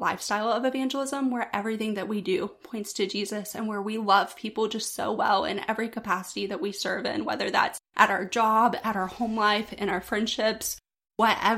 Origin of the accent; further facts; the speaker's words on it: Pensacola, Florida, United States; I was born and raised here in Pensacola, born in West Florida Hospital, and have lived here my entire life.